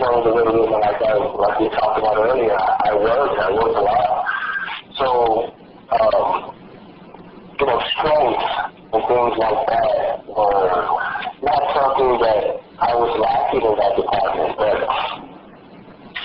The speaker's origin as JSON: {"language": "English", "town": "Los Angeles", "region": "California", "country": "United States", "tie": "born or raised there", "said": "I was born and raised in Los Angeles"}